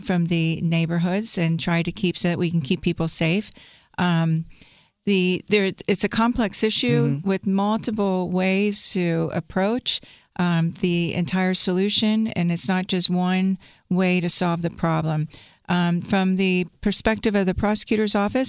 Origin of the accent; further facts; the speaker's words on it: Cincinnati, Ohio, United States; I'm a hometown girl. I grew up in Mount Airy.